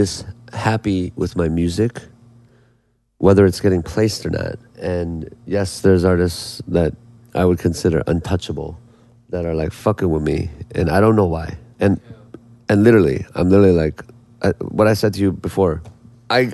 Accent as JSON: {"language": "English", "region": "Indiana", "country": "United States", "said": "being Korean American from Indiana"}